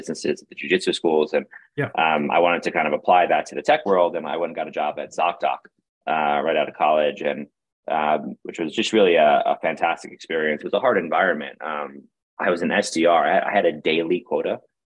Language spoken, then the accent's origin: English; New York City, New York, United States; I grew up in Brooklyn, New York, had a wonderful upbringing in New York City in the 90s